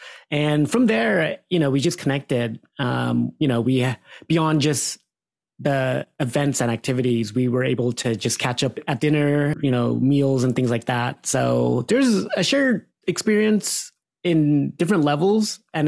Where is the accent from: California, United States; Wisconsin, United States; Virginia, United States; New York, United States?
California, United States; Modesto; I'm Cambodian American and was born and raised in the Central Valley, Modesto, California.